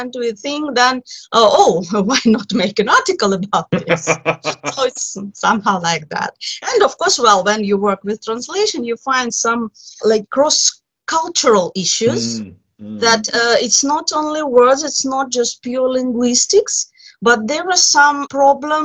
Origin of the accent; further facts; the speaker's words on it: Moscow, Russia; English is a second language; I'm from Moscow, Russia.